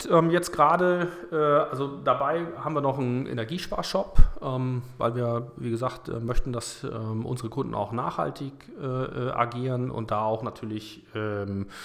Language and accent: German; Kiel, Schleswig-Holstein, Germany; born there; ähm, 40 Jahre alt, ähm, geboren in Kiel